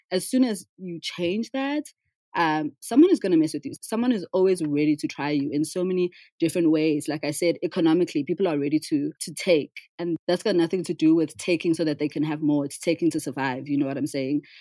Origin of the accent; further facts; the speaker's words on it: South Africa; So, as a South African, my experience has always been that the wealth in South Africa, wealth distribution has been is dismal